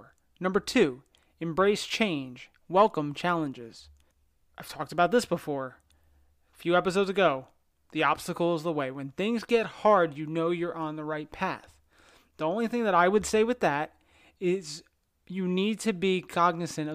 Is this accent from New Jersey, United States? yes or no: yes; New Jersey, United States; moved away; I'm originally from New Jersey